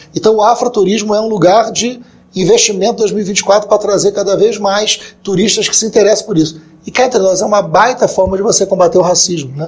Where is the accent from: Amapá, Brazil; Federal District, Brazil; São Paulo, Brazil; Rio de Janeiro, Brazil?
Rio de Janeiro, Brazil; Niterói; na minha juventude é, foi no PT, né, em Niterói, minha cidade, né, Rio de Janeiro